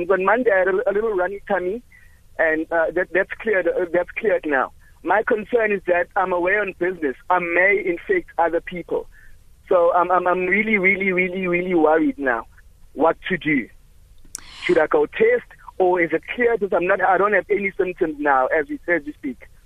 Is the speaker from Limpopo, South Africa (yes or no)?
no; Durban, KwaZulu-Natal, South Africa; now in Mpumalanga, South Africa; I'm from Durban originally.